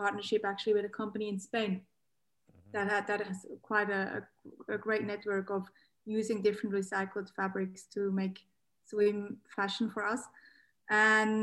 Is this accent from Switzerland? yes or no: yes; Switzerland; accent: Swiss Aussie; moved away as an adult; also born or lived in Geneva; now in Australia; I grew up in Switzerland. I have to mention that for people that think that I have an accent, because I do.